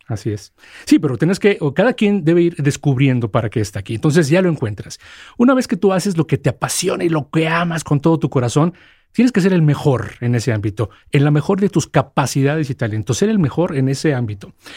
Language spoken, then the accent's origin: Spanish; Mexico; soy el primer mexicano que está como responsable para FedEx